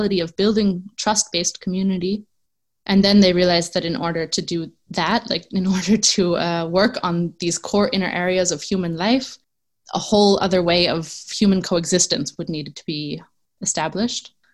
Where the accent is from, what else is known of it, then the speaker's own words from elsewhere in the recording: New York City, New York, United States; moved away as an adult; now in Tamera, Portugal; I am originally from New York City, and I come from an activist background.